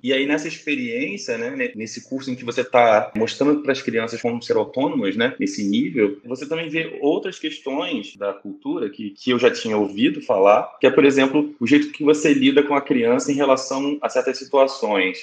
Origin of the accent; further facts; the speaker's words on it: Rio de Janeiro, Brazil; eu também sou do Rio de Janeiro, nasci aqui